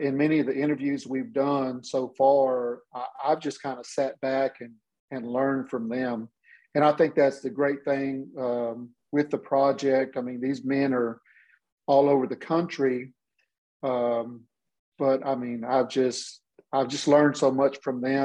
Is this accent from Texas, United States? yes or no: yes; Hearne, Texas, United States; I'm originally from Hearne, Texas, same hometown as Chip. And we actually grew up together